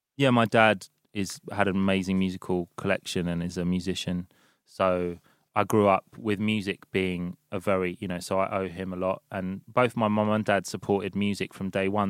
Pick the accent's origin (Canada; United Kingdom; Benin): United Kingdom; London; i've been in london since first week of march